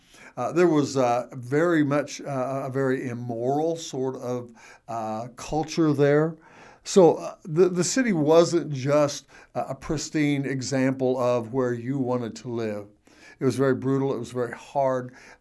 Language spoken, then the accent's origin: English; United States; I'm saying this as an American